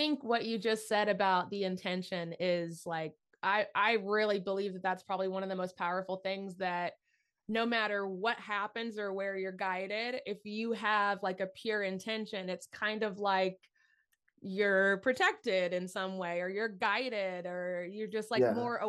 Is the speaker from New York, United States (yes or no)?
no; Tennessee, United States; I'm from Tennessee. So that was my backyard.